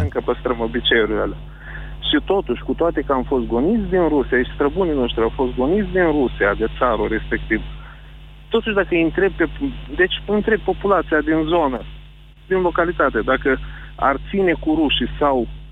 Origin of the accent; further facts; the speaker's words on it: Climăuți, Suceava County, Romania; sunt din Climăuț, dintr-o zonă a Sucevei, undeva unde se agață harta în cui. Vreau să vă zic atâta, că trăiesc printre ruși lipoveni, fiind rus lipovean